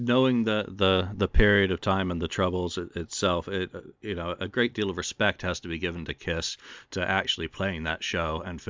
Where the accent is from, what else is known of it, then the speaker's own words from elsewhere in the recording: England, United Kingdom; as a English guy